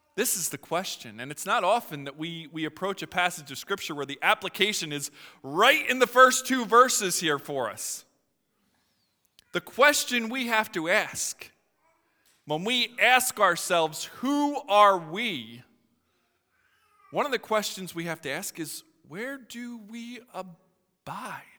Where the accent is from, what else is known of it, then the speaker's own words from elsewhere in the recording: Philadelphia, Pennsylvania, United States; moved away; I'm from Philadelphia, uh, originally.